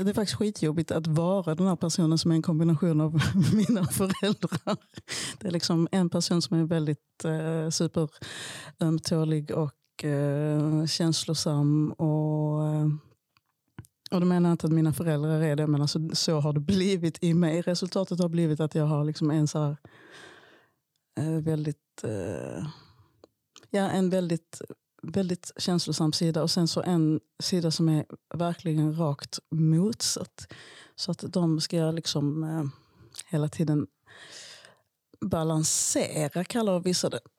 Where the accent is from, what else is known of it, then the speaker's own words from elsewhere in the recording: Malmö, Skåne, Sweden; born there; Jag föddes i Malmö som fransk medborgare 1973. Och jag blev så småningom svensk medborgare när min pappa också blev det.